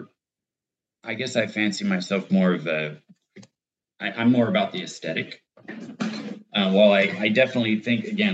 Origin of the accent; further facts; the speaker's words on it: United States; as an American